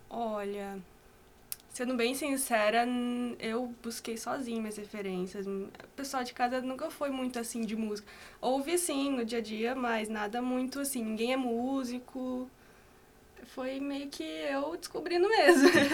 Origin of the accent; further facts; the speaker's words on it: Assaí, Paraná, Brazil; also born or lived in Londrina; sou de Açaí, que é aqui perto, região metropolitana